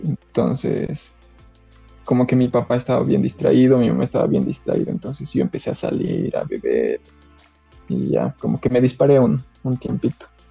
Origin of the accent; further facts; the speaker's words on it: Cochabamba, Bolivia; yo soy bien cochalo